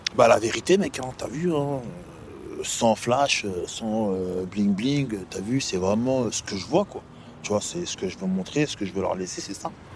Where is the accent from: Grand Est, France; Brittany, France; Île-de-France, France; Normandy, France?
Île-de-France, France; Les Sanqueuses; c'est les Sanqueuses, t'as vu, c'est là où j'ai grandi